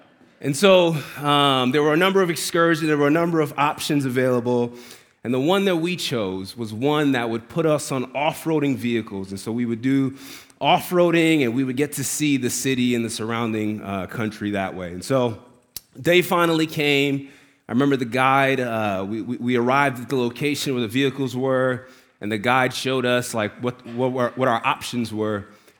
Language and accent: English; New York, United States; I'm from New York. We've been off-roading all the time.